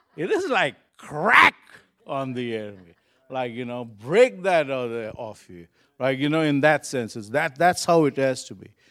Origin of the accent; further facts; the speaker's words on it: Kuwait; moved away; I was born in Kuwait, and I got saved in Kuwait, and I still have friends in Kuwait